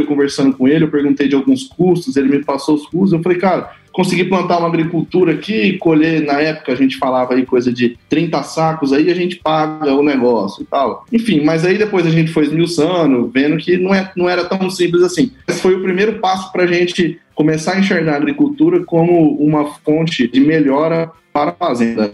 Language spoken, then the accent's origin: Portuguese; Mato Grosso do Sul, Brazil; also born or lived in Campo Grande; eu sou natural de Campo Grande, né, no Mato Grosso do Sul. É, quando tinha três anos de idade, aí, é, houve uma demanda pelo meu pai se migrar para a fazenda do sogro